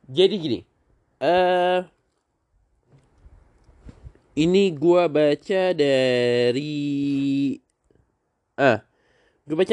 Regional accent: Tangerang, Banten, Indonesia; born there; lagi rame sekali dibahas di di Tangerang di tempat kelahiran di tanah kelahiran gue

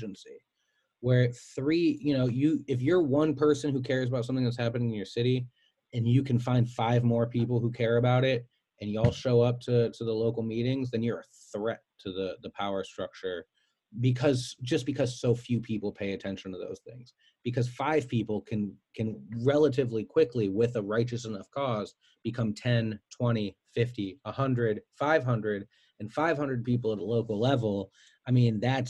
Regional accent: Cleveland Heights, Ohio, United States; I'm from Cleveland Heights

